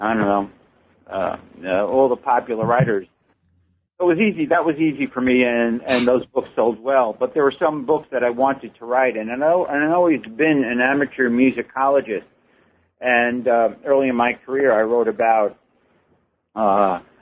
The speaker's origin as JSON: {"language": "English", "town": "Levittown", "region": "New York", "country": "United States", "tie": "born or raised there", "moved": "yes", "lives_now": "Mesa, United States", "said": "Levittown, New York, where I grew up."}